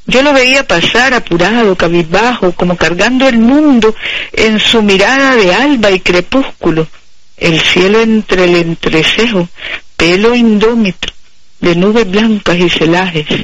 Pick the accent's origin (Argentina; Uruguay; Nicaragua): Nicaragua; somos nicaragüenses comprometidos con la revolución y la evolución.